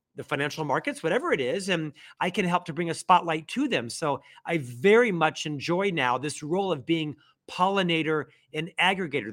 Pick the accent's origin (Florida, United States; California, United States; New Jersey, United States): Florida, United States; Orlando; moved away as an adult; also born or lived in Provo, Utah; now in Salt Lake City, United States; I'm actually from Orlando, Florida, originally born and raised in Central Florida, lived there for my first twenty-six years